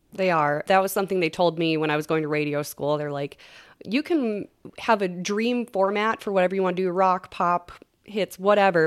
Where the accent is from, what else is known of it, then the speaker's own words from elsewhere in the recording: Long Prairie, Minnesota, United States; I grew up in Long Prairie, about an hour from St. Cloud